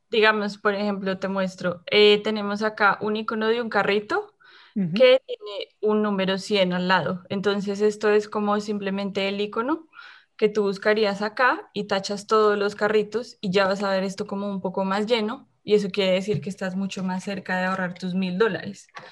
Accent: Colombia; moved away as an adult; now in Winnipeg, Canada; también soy colombiana

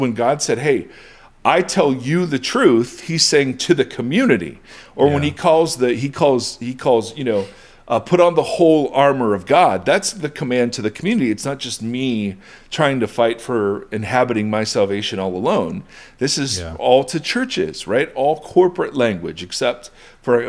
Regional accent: United States; as an American Westerner

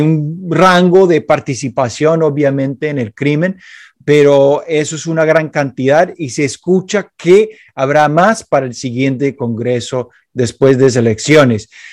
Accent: Chicago, Illinois, United States; Spanish is a second language; Yo soy de Chicago y Chicago obviamente tiene la gran fama de ser eh, la ciudad mafiosa de los Estados Unidos

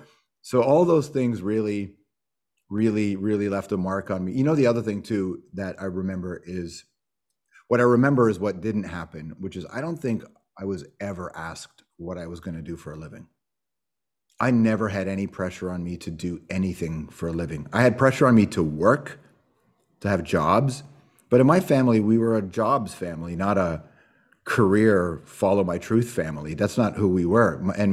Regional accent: Toronto, Ontario, Canada; also born or lived in Malton; Yeah, I'm from Toronto, Rexdale, Jane and Wilson, and then I moved to Malton. I think I was in grade four, something like that is when I first moved to Malton, right by the airport.

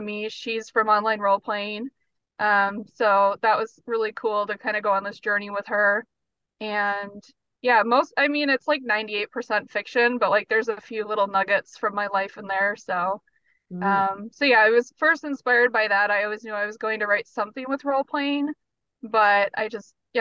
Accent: North Dakota, United States; moved away as an adult; now in Minneapolis, United States; growing up there

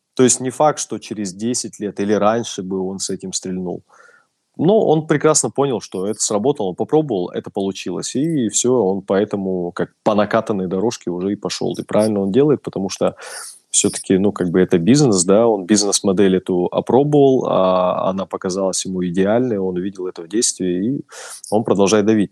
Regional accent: Russia; я из России

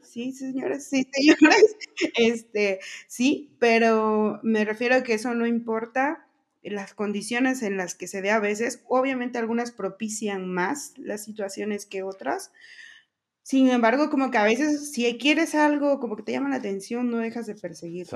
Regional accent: Veracruz, Mexico; yo también soy de Veracruz

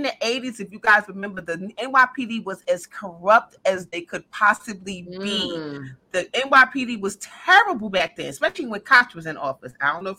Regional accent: New York City, New York, United States; we're from New York

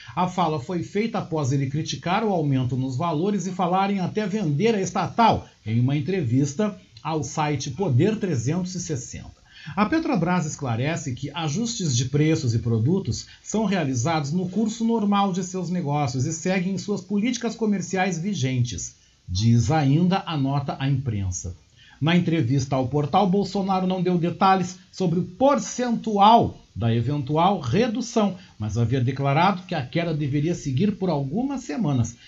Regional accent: Rio Grande do Sul, Brazil; eu tô falando agora como gaúcho

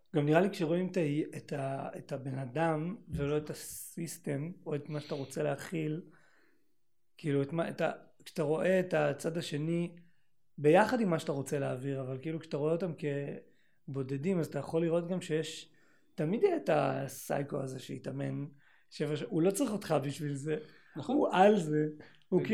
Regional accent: Northern Israel, Israel; moved away; באתי מהצפון

